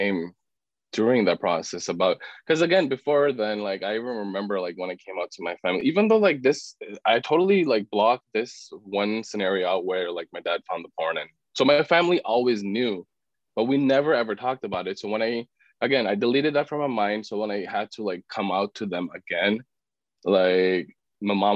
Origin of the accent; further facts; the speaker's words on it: Pakistan; moved away; I'm from Pakistan originally. So I was born and raised in a very conservative Muslim family